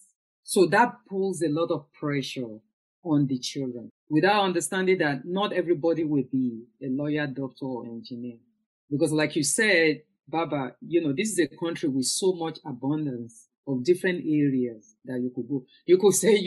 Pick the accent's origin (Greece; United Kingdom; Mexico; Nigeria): Nigeria; Lagos; moved away; growing up in Nigeria, in Lagos especially